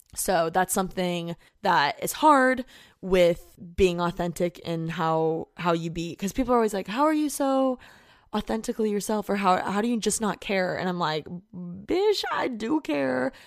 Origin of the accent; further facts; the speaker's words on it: Indiana, United States; moved away as an adult; now in Los Angeles, United States; I just wanna get out of Indiana. Like, I hate my hometown